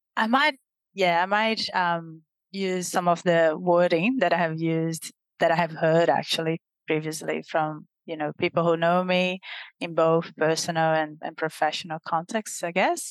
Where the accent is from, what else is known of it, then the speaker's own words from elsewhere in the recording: Brazil; moved away; the experience of living in Brazil, growing up in Brazil itself, has certainly shaped who I am